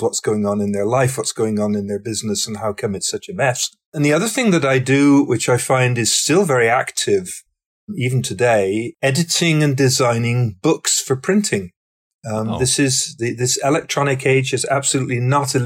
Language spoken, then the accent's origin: English; Somerset, South West England, United Kingdom; moved away as an adult; now in Canada; I was growing up in the southwest corner of England in the county called Somerset